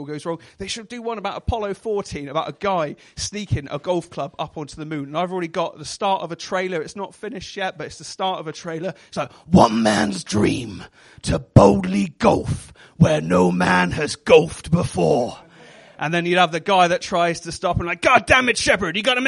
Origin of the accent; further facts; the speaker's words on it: Devon, South West England, United Kingdom; accent: West Country; I am from Devon